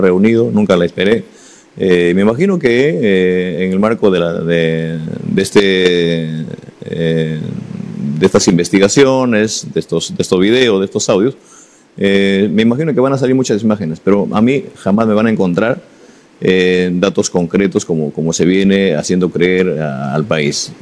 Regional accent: Peru; como cualquier ciudadano, como cualquier peruano

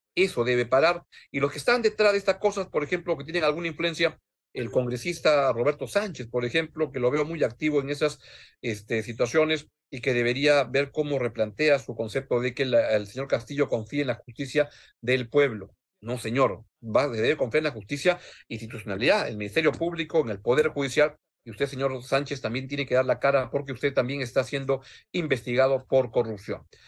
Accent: Peru; En el Perú

